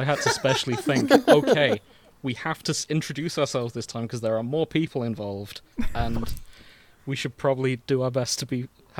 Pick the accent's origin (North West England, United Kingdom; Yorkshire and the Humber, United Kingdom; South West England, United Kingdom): Yorkshire and the Humber, United Kingdom; Hull; me and Nick are from a town called Hull, which has an H at the start of it.